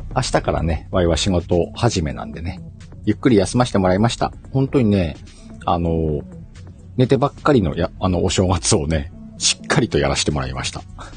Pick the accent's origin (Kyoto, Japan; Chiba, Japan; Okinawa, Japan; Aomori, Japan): Aomori, Japan; born or raised there